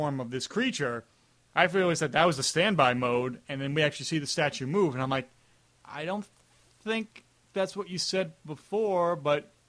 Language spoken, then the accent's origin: English; United States; I am American